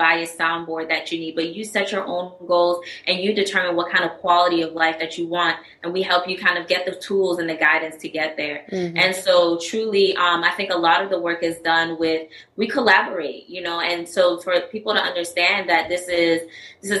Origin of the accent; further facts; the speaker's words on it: U.S. Virgin Islands; moved away as an adult; now in New Orleans, United States; I'm originally from St. Croix, U.S. Mm-hmm. Virgin Islands. I came to New Orleans in 2009 to start my education.